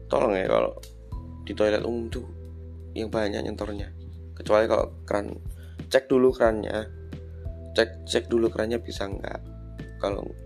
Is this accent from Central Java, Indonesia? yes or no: yes; Surakarta, Central Java, Indonesia; accent: medok Jawa; orang yang medok Jawa ini karena saya juga orang Solo